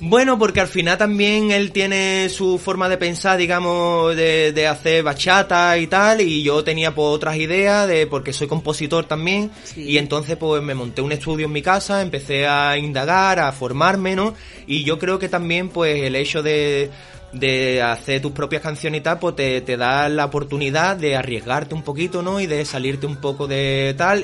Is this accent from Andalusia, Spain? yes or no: yes; Jerez de la Frontera, Andalusia, Spain; soy un cantante de Jerez